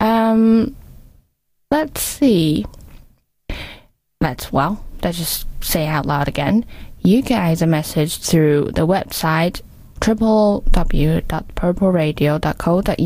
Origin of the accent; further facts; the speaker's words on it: Taipei, Taiwan; moved away as an adult; now in Durham, United Kingdom; I grew up in Taipei, and it's quite a big city, and I'm really sad to say I don't really speak Taiwanese